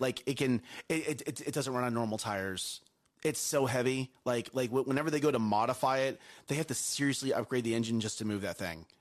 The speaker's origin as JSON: {"language": "English", "country": "United States", "said": "I love being American"}